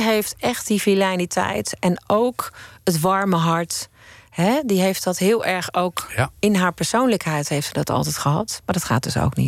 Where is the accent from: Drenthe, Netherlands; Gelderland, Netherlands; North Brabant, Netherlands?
North Brabant, Netherlands; Eindhoven; Ik kom uit Eindhoven